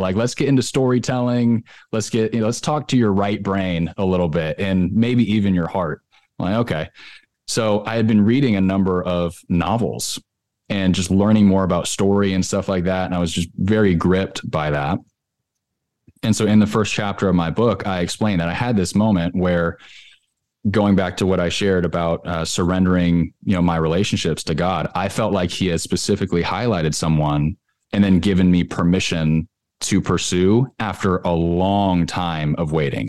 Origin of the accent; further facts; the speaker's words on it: California, United States; now in Nashville, United States; I live in Nashville. I'm originally from California